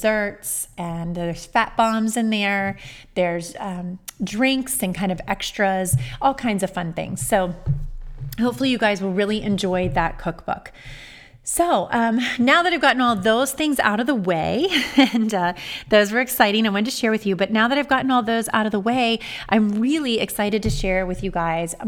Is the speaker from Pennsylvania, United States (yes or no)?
no; Amelia, Ohio, United States; I grew up in Amelia